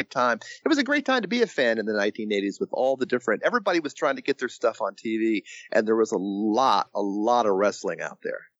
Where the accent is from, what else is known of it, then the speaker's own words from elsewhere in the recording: Evansville, Indiana, United States; born there; because I was born in Evansville, Indiana.